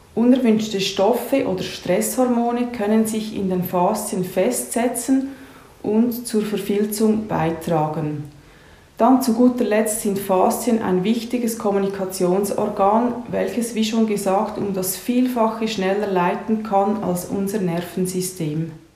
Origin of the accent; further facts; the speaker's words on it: Horw, Lucerne, Switzerland; Aufgewachsen bin ich in Horb bei Luzern